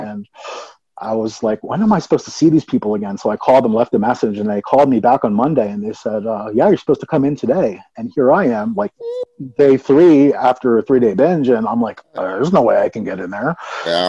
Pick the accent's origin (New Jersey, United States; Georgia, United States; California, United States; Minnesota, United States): New Jersey, United States; Atlantic City; moved away as an adult; now in Colorado, United States; I was born and raised in Atlantic City, New Jersey